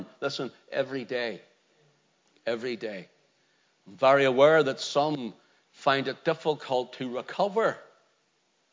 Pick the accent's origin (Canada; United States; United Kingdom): United Kingdom; Belfast, Northern Ireland; when I was growing up in Belfast, there used to be a tick man came around